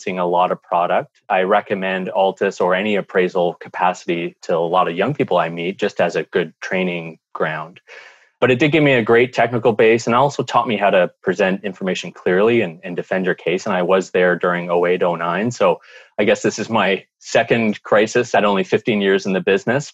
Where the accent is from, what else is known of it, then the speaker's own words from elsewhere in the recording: Canada; in Canada, with our climate